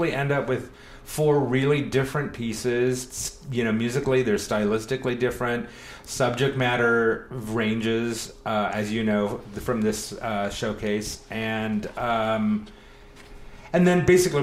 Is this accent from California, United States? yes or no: yes; California, United States; moved away as an adult; also born or lived in New York City, New York / Buffalo, New York; I'm from California. Mm-hmm. I moved back to California about 5.5 years ago